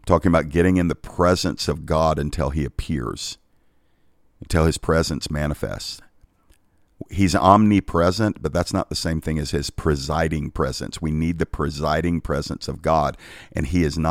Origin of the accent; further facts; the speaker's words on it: United States; I'm grateful for being American.